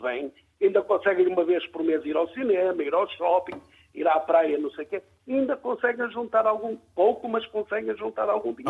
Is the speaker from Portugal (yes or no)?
yes; Porto, Norte, Portugal; moved away as an adult; also born or lived in Luanda, Angola; Eu sou português natural do Norte, do uhum. Porto